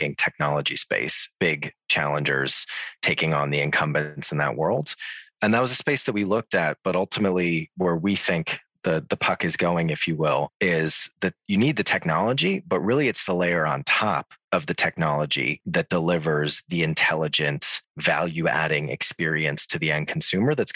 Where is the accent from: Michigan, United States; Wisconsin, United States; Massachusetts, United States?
Massachusetts, United States; Boston; moved away as an adult; now in London, United Kingdom; So I am American originally. I'm from Boston.